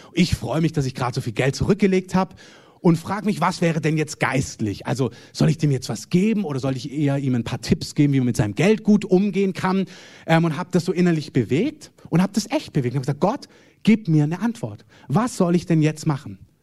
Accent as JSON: {"language": "German", "country": "Germany", "said": "Wir sind als Deutsche"}